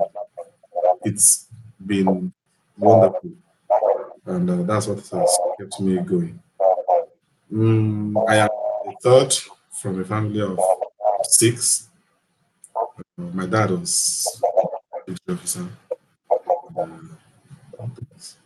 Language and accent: English; Kogi, Nigeria; I am from Kogi State. They call it Middle Belt, but then I think it's, I don't know, whether it's North Central. We are the Gala-speaking people of that area